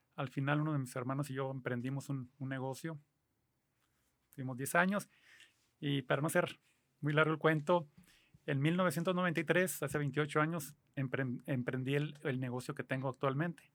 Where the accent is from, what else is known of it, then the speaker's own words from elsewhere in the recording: Mexicali, Baja California, Mexico; yo soy aquí de Mexicali, tengo 63 años